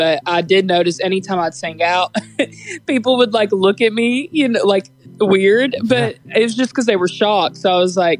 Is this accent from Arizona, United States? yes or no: no; Springville, Alabama, United States; also born or lived in Florence, Alabama; I grew up in Springville, Alabama